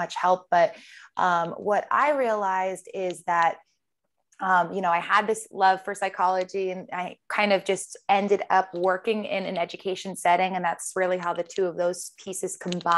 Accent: Rhode Island, United States; moved away as an adult; also born or lived in Boston; now in New York City, United States; I was born and raised in Rhode Island

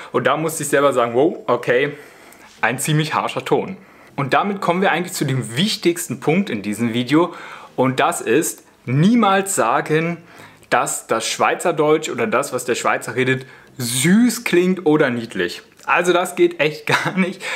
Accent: Spreewald, Brandenburg, Germany; moved away as an adult; now in Switzerland; denn wir sind ursprünglich aus dem Spreewald

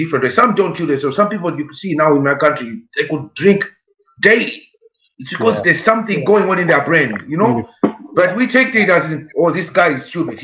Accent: Malawi; now in Ireland; we're all Africans and we come from Malawi, all of us

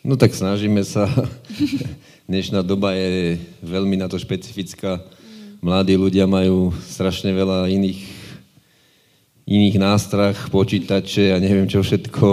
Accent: Žilina, Žilina Region, Slovakia; som vyrastal v Povazkom chlmci a že som býval priamo pri vode

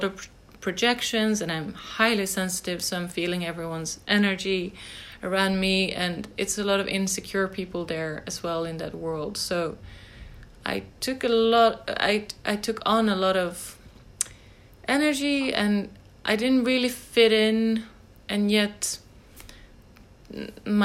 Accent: Järna, Stockholm County, Sweden; I grew up in Sweden, outside Stockholm, in a countryside town called Järna.

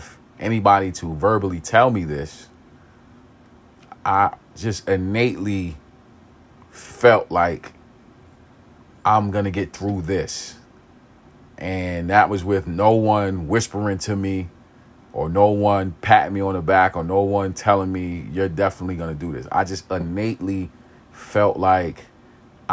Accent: New York City, New York, United States; I grew up in East New York. I grew up in pink houses

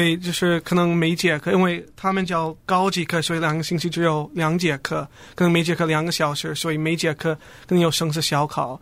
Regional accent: United States; first language English; Chinese is a second language; 我的妈妈很小的时候来移民美国，所以到我出生的时候，她就说英文。所以我在家，我只会说英文

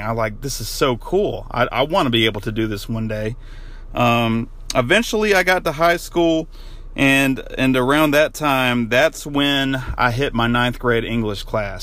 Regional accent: Denver, North Carolina, United States; moved away; I'm actually in my hometown of Denver, North Carolina right now

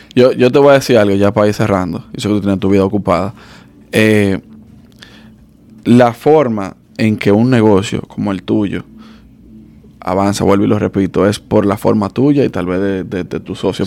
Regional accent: Dominican Republic; somos dominicanos

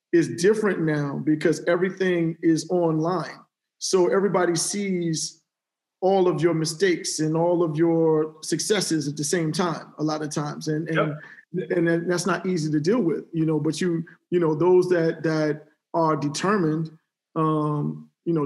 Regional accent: Cleveland, Ohio, United States; moved away; also born or lived in Houston / New York; I'm from Cleveland, Ohio originally

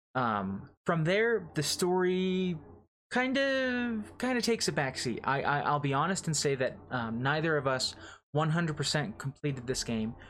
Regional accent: United States; as an American

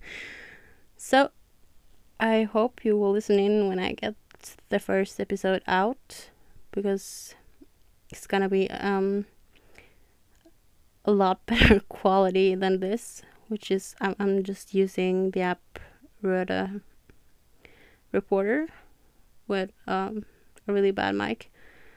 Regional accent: Norway; English is a second language; I'm from Norway

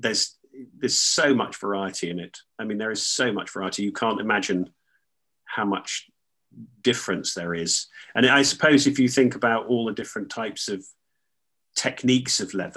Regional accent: Northampton, East Midlands, United Kingdom; I grew up near Northampton, which is the centre of the shoe trade.

